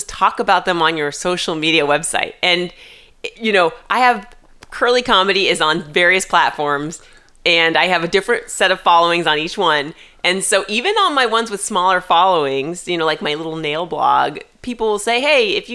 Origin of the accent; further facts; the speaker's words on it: Indianapolis, Indiana, United States; I'm from Indianapolis